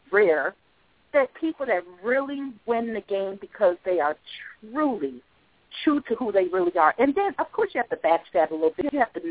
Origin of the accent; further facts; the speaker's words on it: Chicago, Illinois, United States; moved away as an adult; now in North Carolina, United States; Chicago, which is my hometown